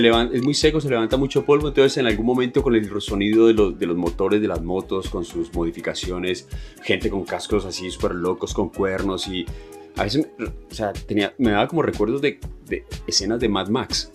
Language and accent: Spanish; Colombia; nosotros venimos de Colombia